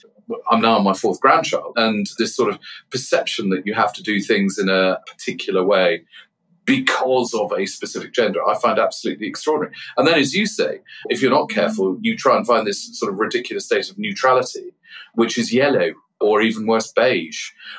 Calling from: Cirencester, South West England, United Kingdom; I'm joining you from the old police station in Cirencester.

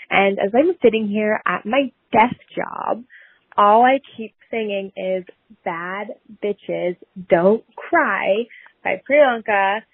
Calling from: Northern Ontario, Canada; I am calling from Northern Ontario.

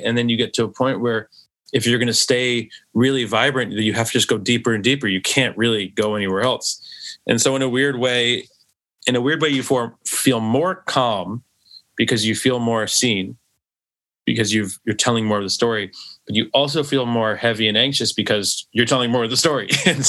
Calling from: New York, United States; I'm calling from New York.

